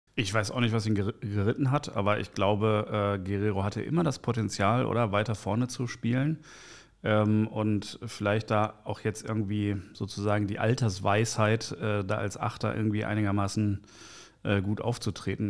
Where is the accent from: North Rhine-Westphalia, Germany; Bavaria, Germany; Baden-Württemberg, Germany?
North Rhine-Westphalia, Germany; Bochum; also born or lived in Kreuzberg, Berlin; now in Berlin, Germany; ich bin Journalist aus Kreuzberg, geboren in Bochum, Ruhrgebiet